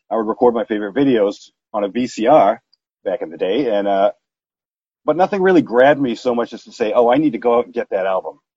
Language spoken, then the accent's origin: English; New Jersey, United States; I was a kid growing up in Jersey, uh